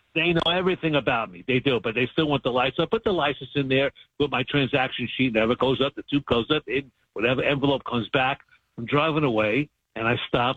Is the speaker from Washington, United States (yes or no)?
no; New York City, New York, United States; moved away; also born or lived in Cincinnati; growing up in New York City